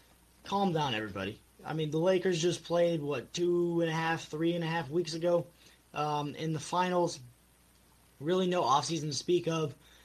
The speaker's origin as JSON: {"language": "English", "town": "Cincinnati", "region": "Ohio", "country": "United States", "tie": "born or raised there", "said": "my hometown of Cincinnati."}